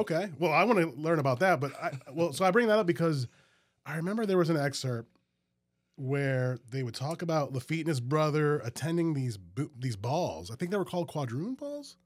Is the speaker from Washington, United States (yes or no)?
no; Metairie, Louisiana, United States; also born or lived in New Orleans; now in Baton Rouge, United States; I grew up in Metairie